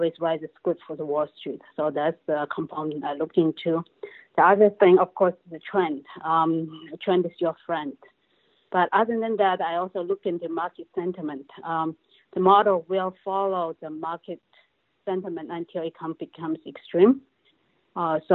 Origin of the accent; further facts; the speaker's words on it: China; moved away as an adult; now in United States; Originally, I came from China 27 years ago after I graduated from college